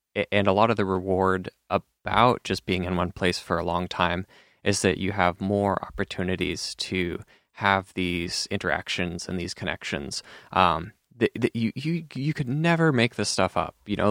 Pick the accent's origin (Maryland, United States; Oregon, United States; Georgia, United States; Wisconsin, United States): Oregon, United States; Eastern; now in Portland, United States; where I grew up in Eastern Oregon